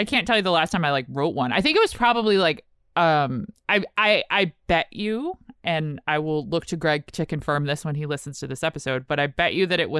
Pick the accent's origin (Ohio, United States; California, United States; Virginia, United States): Virginia, United States; Richmond; I'm from Richmond, Virginia.